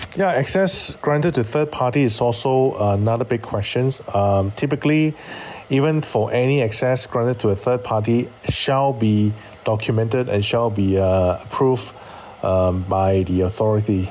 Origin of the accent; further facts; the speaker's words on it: Malaysia; as a Malaysian and as a security practitioner